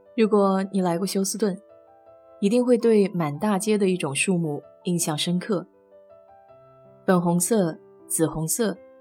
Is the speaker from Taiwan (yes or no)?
no; Nanjing, Jiangsu, China; moved away as an adult; now in Houston, United States; 小时候在南大的校园里见过